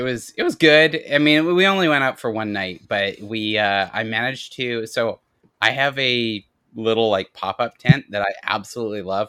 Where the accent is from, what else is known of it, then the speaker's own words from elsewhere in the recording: Canada; I'm Canadian